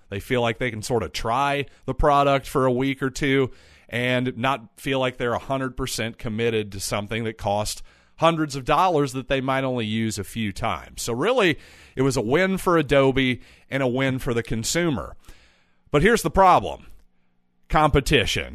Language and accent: English; United States; as an American